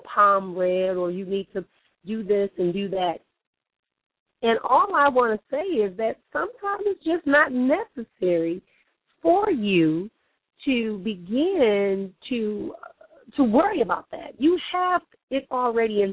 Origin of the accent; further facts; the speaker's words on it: Milwaukee, Wisconsin, United States; now in Phoenix, United States; here back in my hometown of Milwaukee